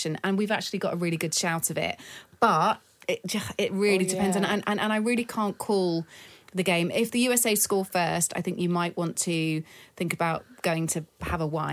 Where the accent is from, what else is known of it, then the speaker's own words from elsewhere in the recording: England, United Kingdom; I'm English